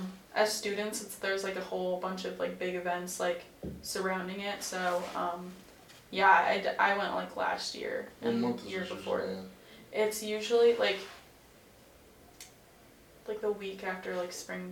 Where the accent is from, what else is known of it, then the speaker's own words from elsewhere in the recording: Midwest, United States; It's definitely different from where I'm from, because I'm from the Midwest.